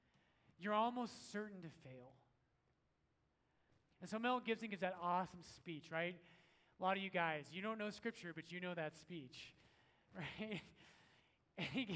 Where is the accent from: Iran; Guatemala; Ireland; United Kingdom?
Ireland; And I'm Irish and we don't like British people, so I'm like, yes, like, let's go fight him right now.